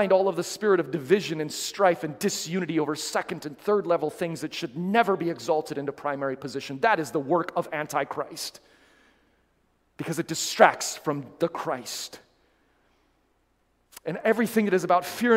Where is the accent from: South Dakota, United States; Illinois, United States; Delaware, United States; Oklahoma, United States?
South Dakota, United States; moved away; my home state of lovely South Dakota